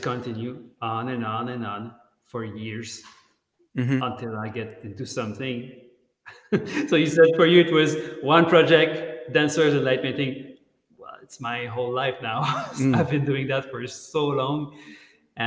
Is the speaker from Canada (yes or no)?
yes; Montreal, Quebec, Canada; English is a second language; I'm from Montreal, Canada. I speak French. I have that strong accent when I speak English.